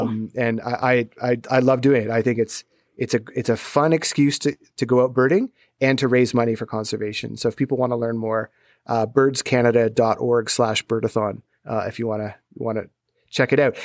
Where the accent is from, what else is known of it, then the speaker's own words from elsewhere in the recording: Southern Ontario, Canada; growing up in Southern Ontario